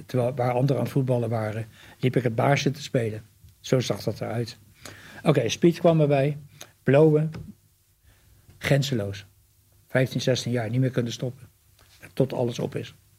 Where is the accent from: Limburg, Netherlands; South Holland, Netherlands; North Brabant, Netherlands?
South Holland, Netherlands; The Hague; de eerste vier jaar van mijn leven heb ik op, ben ik opgegroeid in de Haagse Schilderswijk.